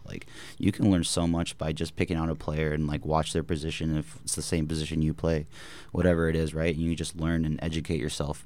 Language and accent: English; Bakersfield, California, United States; moved away; also born or lived in Maryland; we kinda did a little back and forth from Bakersfield to Maryland, back to Bakersfield. Um, when I was four years old, we finally settled our roots there